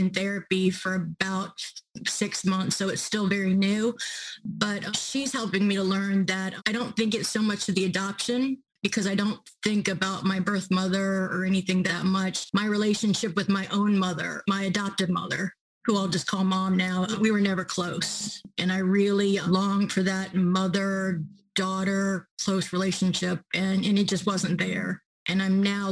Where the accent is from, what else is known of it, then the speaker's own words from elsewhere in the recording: New Orleans, Louisiana, United States; moved away as an adult; also born or lived in Seoul, South Korea; I'm from New Orleans. I was raised there, lived there until Hurricane Katrina, a native New Orleans